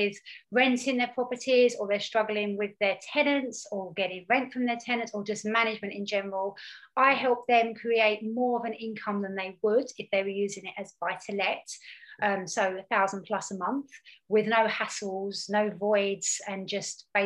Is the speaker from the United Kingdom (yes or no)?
yes; Hertfordshire, East of England, United Kingdom; I'm from Hertfordshire.